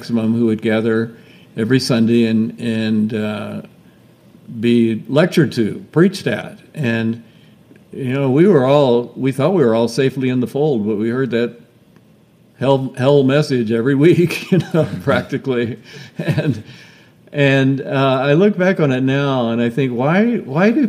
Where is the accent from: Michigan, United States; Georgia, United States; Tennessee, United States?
Georgia, United States; moved away; I grew up in Georgia, not too far away from you